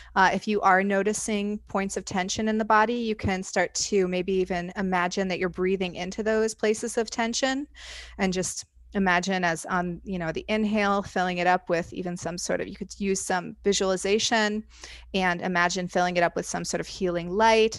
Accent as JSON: {"language": "English", "region": "Indiana", "country": "United States", "tie": "born or raised there", "moved": "yes", "lives_now": "Chicago, United States", "said": "I live in Chicago currently. Uh, I grew up in Indiana"}